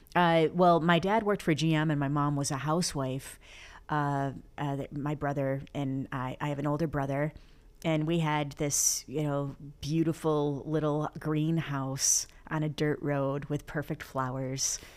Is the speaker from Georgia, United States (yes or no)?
no; Flint, Michigan, United States; also born or lived in Florida; now in Los Angeles, United States; born and raised in Flint, Michigan